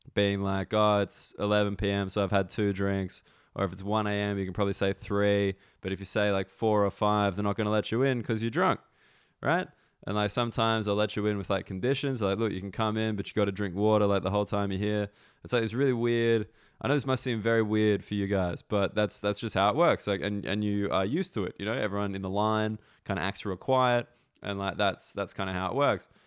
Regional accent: Australia; now in London, United Kingdom; I'm from Australia

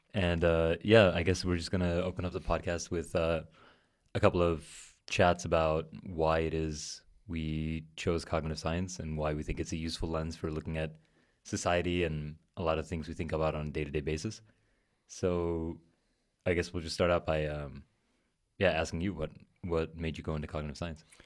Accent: New York City, New York, United States; I'm from New York, uh, from Queens, and, um, my family are, are Armenian immigrants, so grew up with a lot of different languages in the house

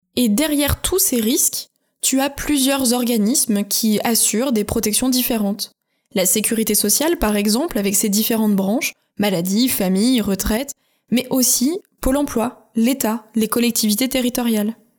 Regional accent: France; chez nous, en France

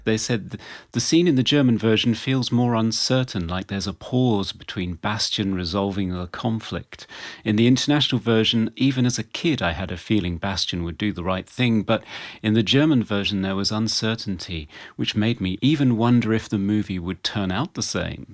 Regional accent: England, United Kingdom; as an English person

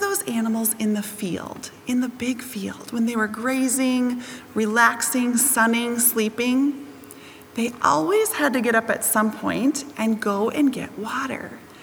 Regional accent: Wisconsin, United States; I grew up in Wisconsin around lots of different farms

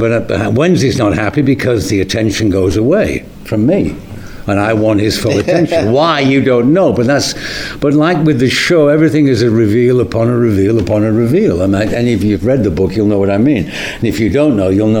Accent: Manchester, North West England, United Kingdom; we're from the same town. We're from the Manchester. We're both from there

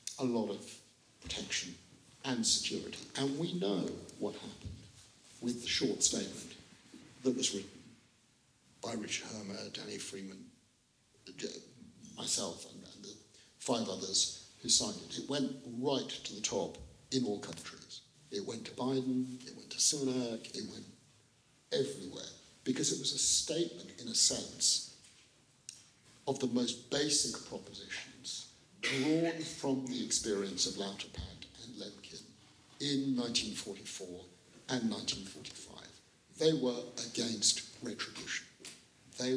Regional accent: United Kingdom; we are British Jewish lawyers

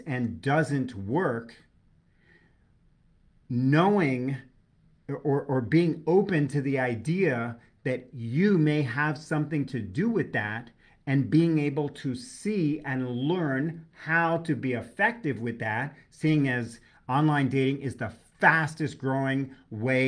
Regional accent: New York, United States; I'm a New Yorker. I speak colorfully

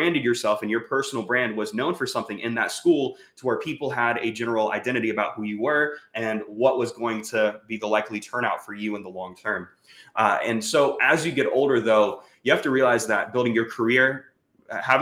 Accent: Jacksonville, Florida, United States; moved away; also born or lived in Bakersfield, California; I'm from Jacksonville, Florida

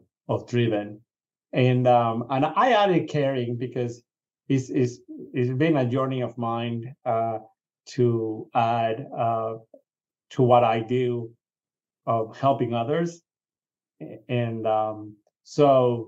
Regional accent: Venezuela; moved away; I grew up in Venezuela

